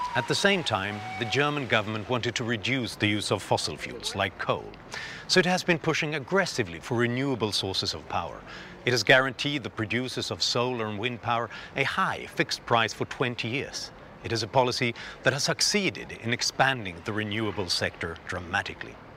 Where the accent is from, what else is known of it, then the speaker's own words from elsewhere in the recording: Sweden; I am a writer and an analyst born and raised in Sweden